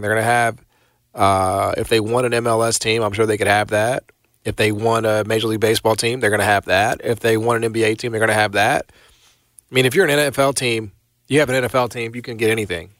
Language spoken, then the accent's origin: English; United States; as an American